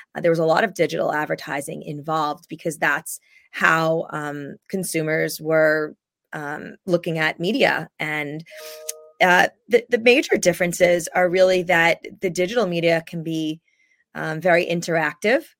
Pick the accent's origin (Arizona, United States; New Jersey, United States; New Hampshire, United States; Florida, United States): New Jersey, United States; I grew up in New Jersey